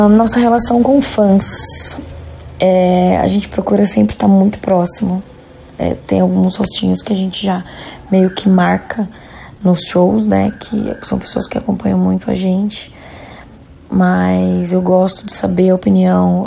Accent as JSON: {"language": "Portuguese", "town": "Jundiaí", "region": "São Paulo", "country": "Brazil", "said": "Nós somos de, de Jundiaí"}